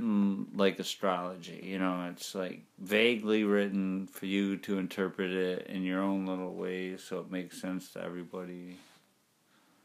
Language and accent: English; River Rouge, Michigan, United States; now in Detroit, United States; my city I grew up in River Rouge.